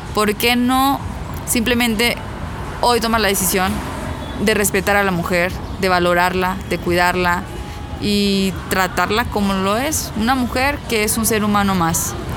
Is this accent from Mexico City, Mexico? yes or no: no; Ciudad Victoria, Tamaulipas, Mexico; yo soy de Ciudad Victoria